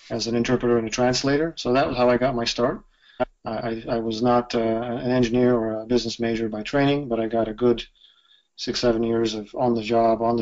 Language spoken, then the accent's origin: English; Japan; moved away as an adult; I was born and raised in Japan. I spent about, uh, well, I, I lived there the first 18 years of my life, and then back and forth another probably a couple years worth of, of living in Japan.